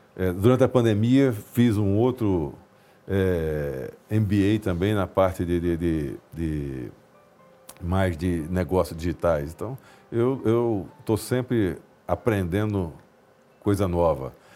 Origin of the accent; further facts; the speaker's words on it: Recife, Pernambuco, Brazil; Eu, moro, eu sou de Recife, nasci em Recife